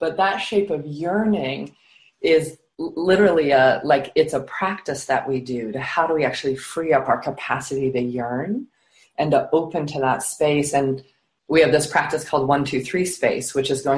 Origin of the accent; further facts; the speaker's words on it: Rocky Mountains, United States; I grew up high in the Rocky Mountains in the United States